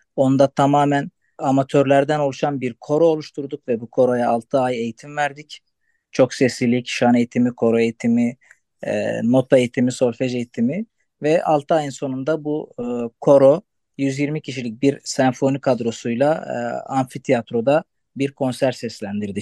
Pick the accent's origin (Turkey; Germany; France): Turkey; Antakya, Hatay; first language Arabic; Turkish is a second language